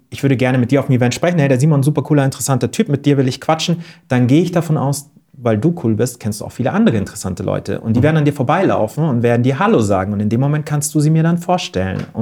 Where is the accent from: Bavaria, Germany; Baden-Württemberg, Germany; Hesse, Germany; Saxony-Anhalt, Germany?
Bavaria, Germany; Wörthsee; Ich bin am Wörthsee aufgewachsen